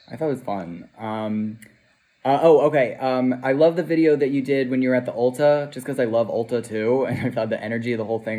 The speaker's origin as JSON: {"language": "English", "town": "New York City", "region": "New York", "country": "United States", "said": "I'm from Bay Ridge"}